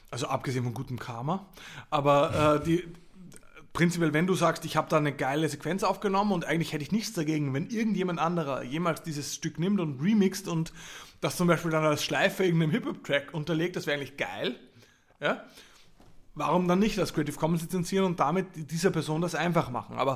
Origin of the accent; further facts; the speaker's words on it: Linz, Upper Austria, Austria; aus Linz, aus meiner Heimatstadt